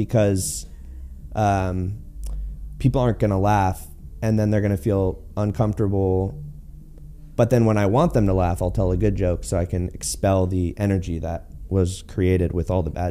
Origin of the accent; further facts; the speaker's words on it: Martinez, California, United States; moved away as an adult; now in Los Angeles, United States; growing up in the Bay Area was cool